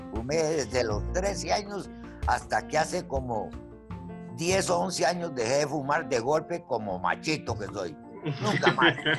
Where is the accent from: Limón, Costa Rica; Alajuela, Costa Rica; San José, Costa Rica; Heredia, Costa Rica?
Limón, Costa Rica; moved away; also born or lived in Guatemala; yo soy de, de, Puerto Limón, Costa Rica, soy porteño, nací en finca, eh, una finca que tenía mi viejo en la provincia de Limón